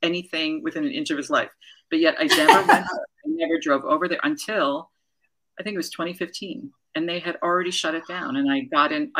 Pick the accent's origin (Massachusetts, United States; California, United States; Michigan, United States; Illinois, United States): Massachusetts, United States; Newton; moved away; also born or lived in New York / Washington, District of Columbia, United States; I ended up coming back to Newton where I grew up